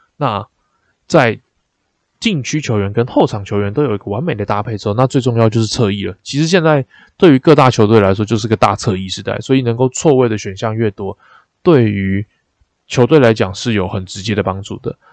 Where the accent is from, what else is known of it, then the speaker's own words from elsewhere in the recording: Taipei, Taiwan; 身为一个台北人，就是二十几年来第一次泡到基隆河里面